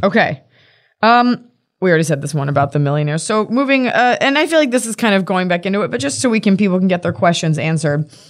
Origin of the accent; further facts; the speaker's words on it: Texas, United States; from Texas